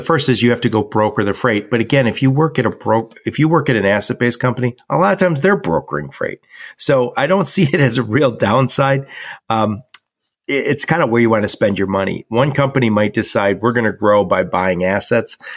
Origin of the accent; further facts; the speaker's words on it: Dearborn, Michigan, United States; I was born and raised in Dearborn, Michigan